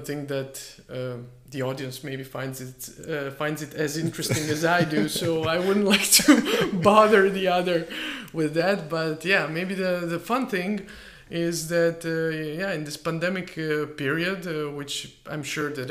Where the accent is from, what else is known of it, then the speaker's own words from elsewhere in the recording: Split, Split-Dalmatia County, Croatia; moved away; also born or lived in Bergamo, Italy / Istanbul, Turkey; my hometown